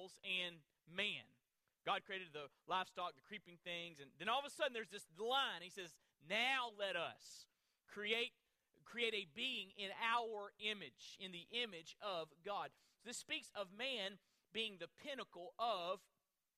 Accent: Florida, United States; I'm from Florida

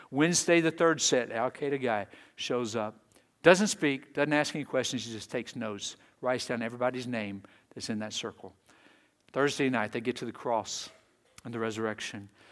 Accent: Texas, United States; moved away; I was raised in Texas.

